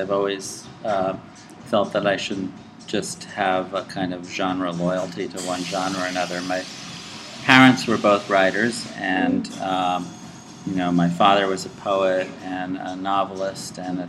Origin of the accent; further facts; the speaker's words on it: Athens, Ohio, United States; also born or lived in New York; I grew up all over. I was born in New York, and we moved when I was about five to southeastern Ohio, to Athens, Ohio, where my father was the director of the Ohio University Press.